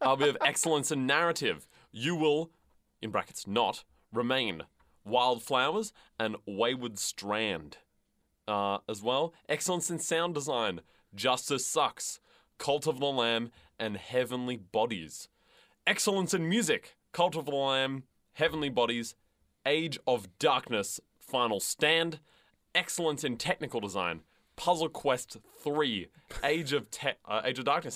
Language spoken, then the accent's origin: English; the West, Western Australia, Australia; now in Melbourne, Australia; I'm from the West